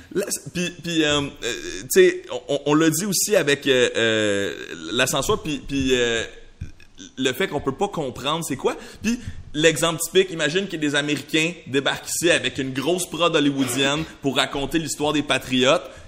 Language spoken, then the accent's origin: French; Montreal, Quebec, Canada; first language French; je suis né à Tétroville. Il y a des gens de toutes sortes à Tétroville